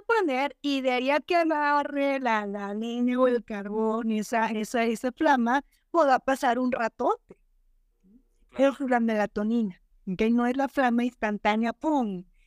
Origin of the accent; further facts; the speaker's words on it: Monterrey, Nuevo León, Mexico; yo soy de Monterrey